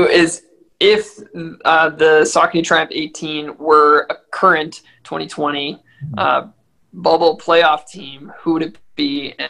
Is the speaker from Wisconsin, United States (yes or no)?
yes; Milwaukee, Wisconsin, United States; The Milwaukee Bucks is going to be my selection, which is my hometown team, right?